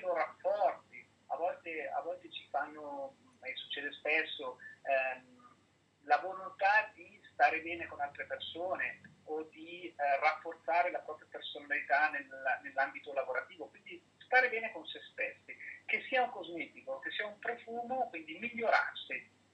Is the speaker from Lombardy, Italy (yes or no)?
no; Biella, Piedmont, Italy; della mia città natale, quindi nella città di Biella